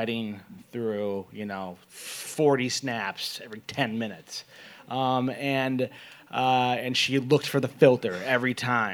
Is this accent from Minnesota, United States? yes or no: yes; Minneapolis, Minnesota, United States; I'm from Minneapolis, and I grew up with a single mother